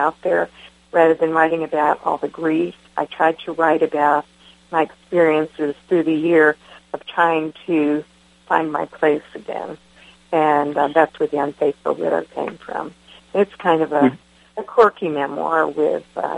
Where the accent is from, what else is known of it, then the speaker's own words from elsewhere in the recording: Winter Haven, Florida, United States; moved away as an adult; also born or lived in Jamaica, New York / Albany, Georgia / Atlanta, Georgia; I grew up in Winter Haven, Florida, and I moved to Albany, Georgia, somewhere mid-college, and then moved to Atlanta.